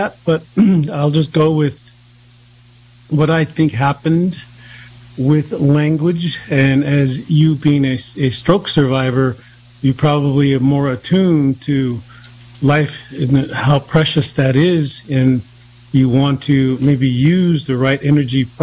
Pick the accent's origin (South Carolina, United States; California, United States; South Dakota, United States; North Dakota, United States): South Dakota, United States; Cheyenne River Lakota Reservation; now in East Coast, United States; I come from the Yalohak Tiashpaye from Cheyenne River Lakota Reservation